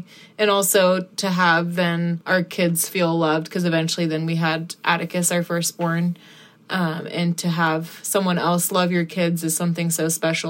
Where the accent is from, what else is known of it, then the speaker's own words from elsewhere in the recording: New Zealand; moved away as an adult; New Zealand. So I was just visiting some friends and just came to visit them for, it was supposed to be for 2 weeks, but then ended up meeting my husband, Ryan, and decided to stay longer.